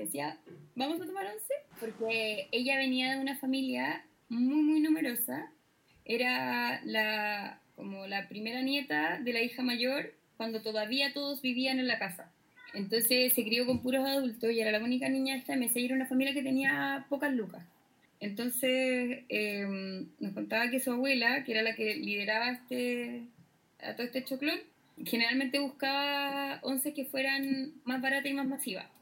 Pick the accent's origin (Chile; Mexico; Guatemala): Chile; como chilenos le damos